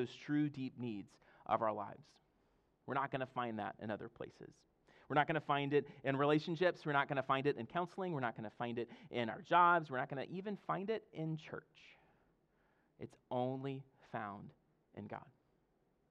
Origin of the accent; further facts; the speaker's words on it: Mississippi, United States; now in Fredericksburg, United States; I'm from Mississippi, and our ocean's the Gulf of Mexico